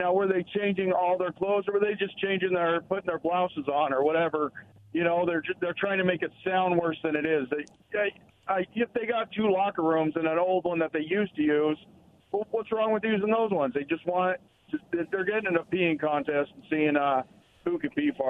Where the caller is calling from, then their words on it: Pasco, Washington, United States; from Pasco.